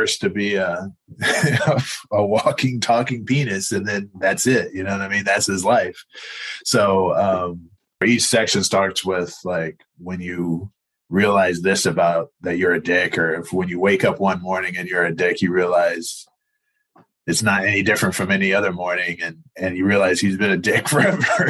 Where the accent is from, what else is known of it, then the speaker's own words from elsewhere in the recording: Northern Virginia, United States; also born or lived in north of Seattle, Washington; now in Portland, United States; I grew up in Virginia and Northern Virginia, right outside of DC.